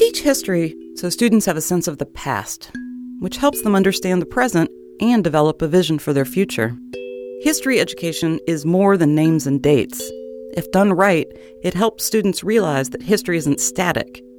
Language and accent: English; New Mexico, United States; When I was growing up in New Mexico